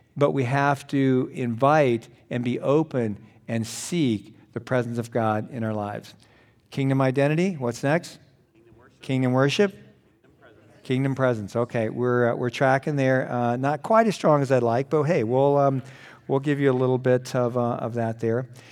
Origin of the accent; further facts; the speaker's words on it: Los Angeles, California, United States; I was born in Los Angeles. My parents took me home at the end of the runway